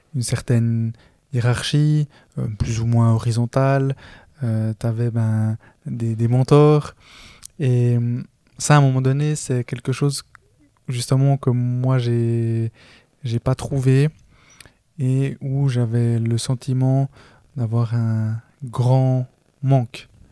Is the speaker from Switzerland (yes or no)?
yes; Switzerland; je suis né en Suisse, je suis le près de ma famille à être né en Suisse. Là-bas, je suis colombien